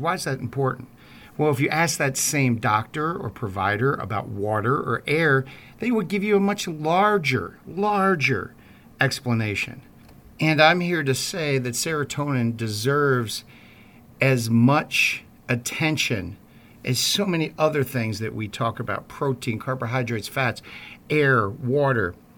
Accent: Baltimore, Maryland, United States; I'm from Baltimore

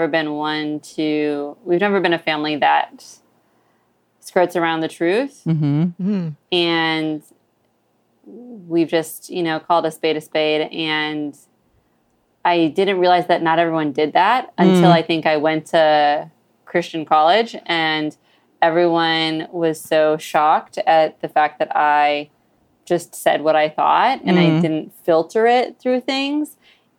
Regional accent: Sheboygan, Wisconsin, United States; moved away; I grew up in Sheboygan.

